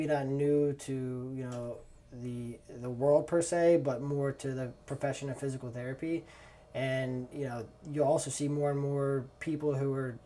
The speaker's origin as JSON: {"language": "English", "region": "Northern Kentucky", "country": "United States", "tie": "born or raised there", "also_born_or_lived": "New York City", "said": "I grew up in Northern Kentucky, born and raised here, lived here my entire life"}